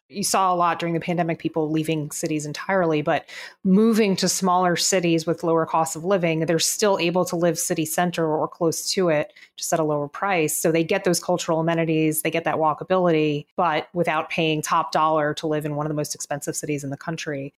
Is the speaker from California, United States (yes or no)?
no; Miami, Florida, United States; I'm a Miami native